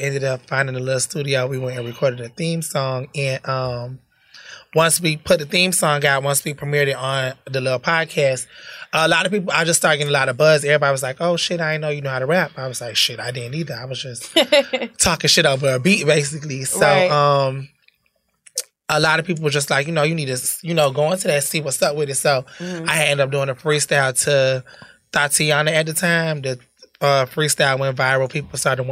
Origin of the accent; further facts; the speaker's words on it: Perry, Florida, United States; also born or lived in Bridgeport, Connecticut / Tallahassee, Florida; I was born and raised in Bridgeport. I moved to Perry, Florida when I was about 10, 11. So I grew up doing middle school, high school, in Florida